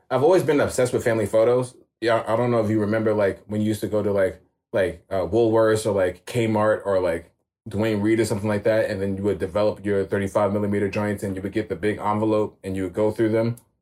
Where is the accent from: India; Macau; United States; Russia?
United States; New York City, New York; born and raised in New York. Um 87 baby. So I was born in East Flatbush and I was raised in Jamaica Queens